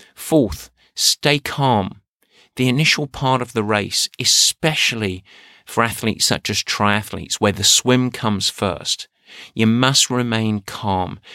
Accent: Essex, East of England, United Kingdom; moved away; where I grew up in Essex. Yeah, I'm an Essex man

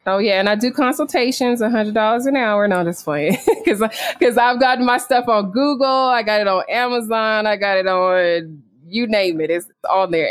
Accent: Sacramento, California, United States; moved away as an adult; also born or lived in Boston, Massachusetts; now in Mexico City, Mexico; my hometown, which would be Sacramento, California.

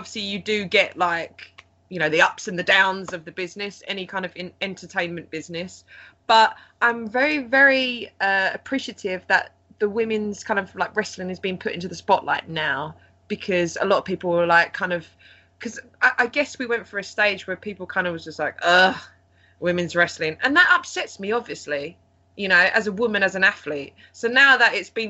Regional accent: Essex, East of England, United Kingdom; moved away as an adult; also born or lived in Japan; now in United States; An Essex native

